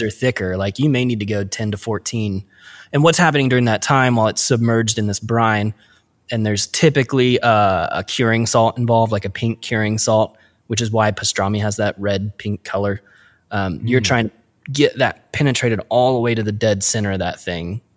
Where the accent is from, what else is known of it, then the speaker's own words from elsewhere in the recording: Midwest, United States; us midwest kids